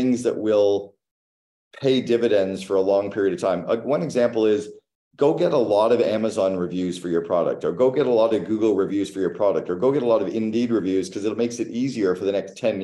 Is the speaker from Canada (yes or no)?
yes; Canada; I'm Canadian